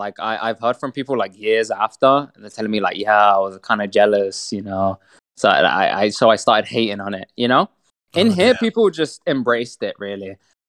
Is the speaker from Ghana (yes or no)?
no; Saudi Arabia; also born or lived in United Kingdom; I'm from Saudi, but I'm also from the UK. Hey. So, you know, it's quite complex, you know?